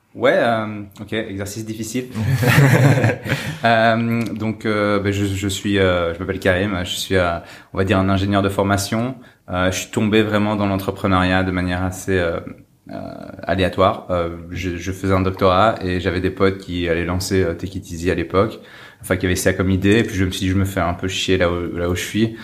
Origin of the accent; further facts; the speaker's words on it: Belgium; En tant que Belge